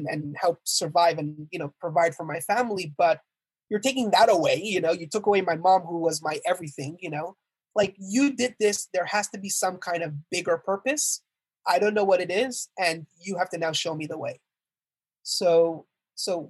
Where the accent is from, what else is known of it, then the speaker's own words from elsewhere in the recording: Montreal, Quebec, Canada; So I was born and raised in Montreal, Canada, actually